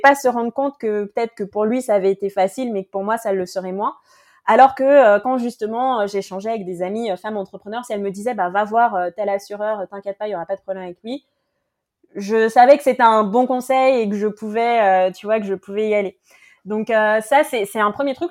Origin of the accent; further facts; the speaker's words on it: French Guiana; je viens de, de Guyane